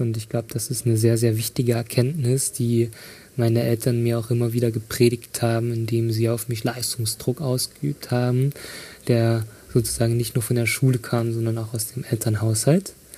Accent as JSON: {"language": "German", "town": "Riesa", "region": "Saxony", "country": "Germany", "tie": "born or raised there", "also_born_or_lived": "Dresden", "moved": "as an adult", "said": "ich habe meine Kindheit und Jugend in Riesa verbracht"}